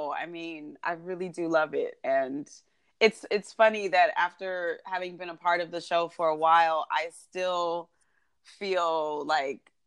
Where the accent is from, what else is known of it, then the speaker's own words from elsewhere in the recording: Columbus, Ohio, United States; I'm from Columbus, Ohio.